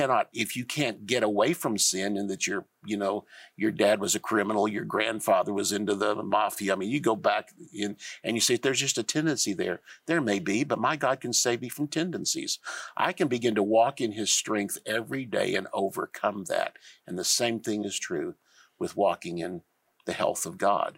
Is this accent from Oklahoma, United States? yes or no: yes; Tulsa, Oklahoma, United States; I was born and raised in Tulsa.